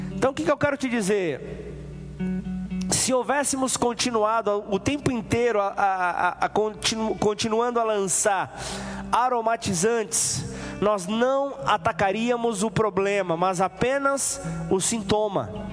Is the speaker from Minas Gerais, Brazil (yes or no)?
no; São Paulo, Brazil; moved away as an adult; now in Ribeirão Preto, Brazil; eu sou de São Paulo, São Paulo capital, uma megalópole